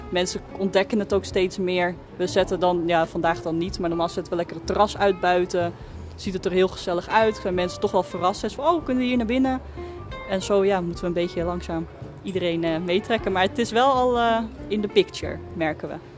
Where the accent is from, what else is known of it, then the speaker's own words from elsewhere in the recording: Schagen, North Holland, Netherlands; ik kom zelf uit Schagen